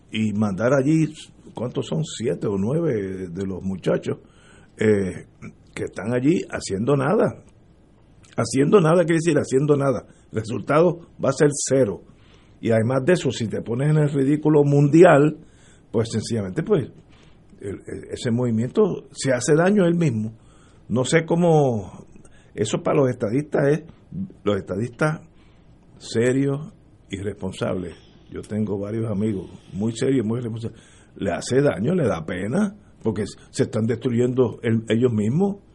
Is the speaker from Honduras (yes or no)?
no; Puerto Rico; hablando entre nosotros que somos puertorriqueños y nos queremos y moriremos aquí todos si Dios lo quiere.